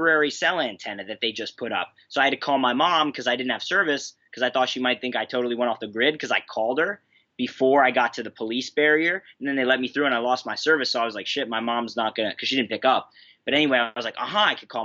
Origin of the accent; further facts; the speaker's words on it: Philadelphia, Pennsylvania, United States; moved away; back to Philly for Christmas where my family lives. That's where I'm from.